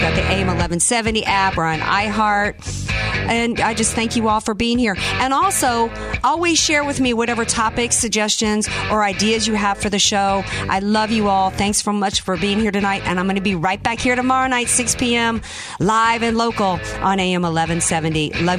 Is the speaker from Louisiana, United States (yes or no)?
yes; Louisiana, United States; now in California, United States; I came here from Louisiana because I love California. I love the beaches here. My heart's in two places, New Orleans and here.